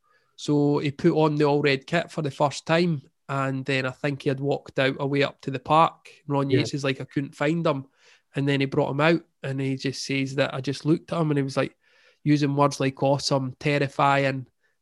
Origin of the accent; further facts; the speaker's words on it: Scotland, United Kingdom; As much as I grew up supporting Hibs in Scotland and Liverpool were my team in England